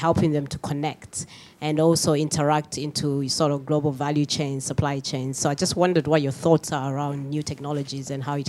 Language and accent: English; Zambia; moved away; I'm from Zambia as well. Originally